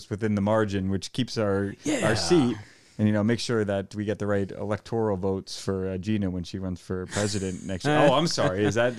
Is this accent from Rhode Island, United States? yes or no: yes; Rhode Island, United States; I worked in, I grew up in the Quiddick Island, and I worked for the Middletown Newport Dell's Lemonade down in the beaches down in Middletown, Surfer's End on Third Beach.